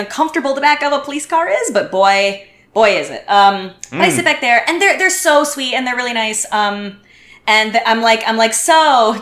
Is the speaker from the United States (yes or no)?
yes; United States; moved away as an adult; now in Montreal, Canada; Everyone knows I'm American